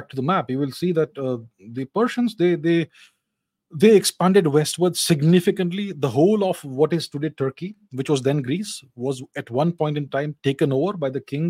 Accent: India; We Indians

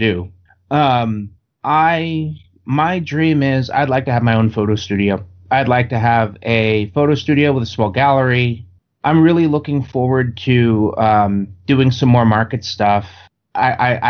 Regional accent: New York, United States; now in Southern California, United States; I grew up in New York.

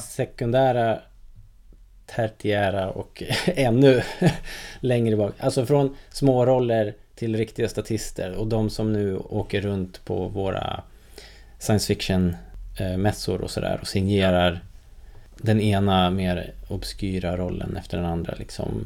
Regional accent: Sweden; som svensk

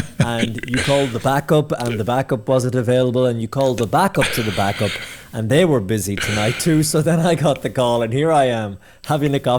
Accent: Ennis, Munster, Ireland; also born or lived in Limerick; mum and dad are from Scotland, but they've been living in Ennis for donkey's years. And yeah, grew up in Ennis and went to school in Rice College and then started when I was 16 or 17 in Clare FM

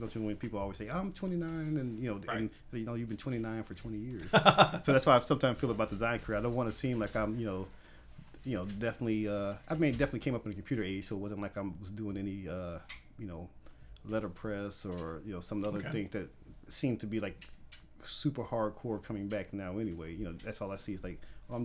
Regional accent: Gary, Indiana, United States; moved away as an adult; I'm from Gary, Indiana, born and raised in Gary, Indiana, stayed there for probably about 26 years of my life until I got married

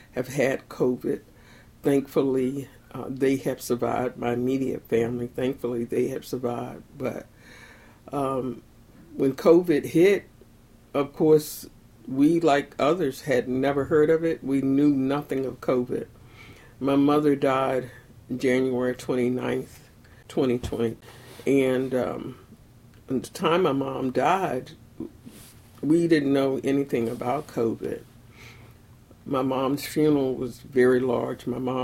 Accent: Elizabeth City, North Carolina, United States; now in Baltimore, United States; I'm from Elizabeth City, North Carolina originally, but I've lived in Baltimore now for almost 50 years

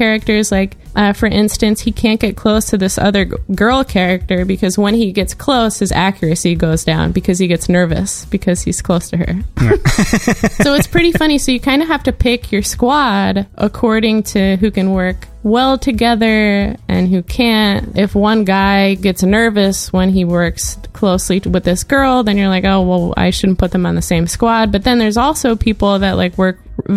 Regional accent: New York, United States; accent: New York; I inherently have like a New York accent.

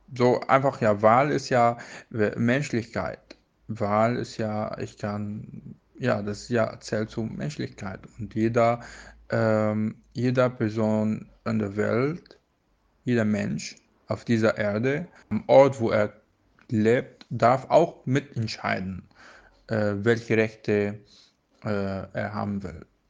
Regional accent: Syria; German is a second language; now in Germany; ich komme aus Sulen und ich lebe in Deutschland seit äh, sieben Jahren

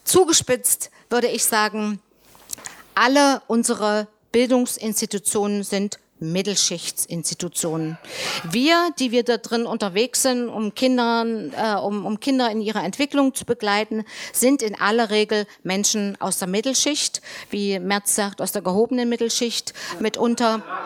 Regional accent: Saxony-Anhalt, Germany; ich in meinem Heimatland in Sachsen-Anhalt

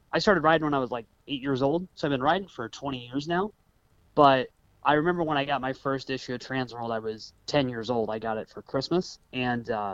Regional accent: Illinois, United States; moved away; growing up in Illinois

